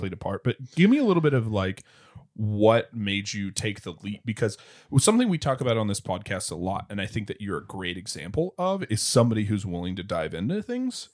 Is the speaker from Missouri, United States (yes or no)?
yes; Springfield, Missouri, United States; I grew up in Springfield, Missouri